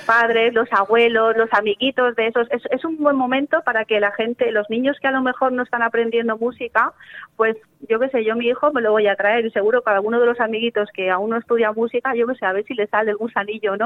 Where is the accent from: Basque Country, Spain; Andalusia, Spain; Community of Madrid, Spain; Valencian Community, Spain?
Valencian Community, Spain; Chilches; la escuela de, de mi pueblo, por ejemplo, que, que, no tenemos un pueblo del litoral, es Chilches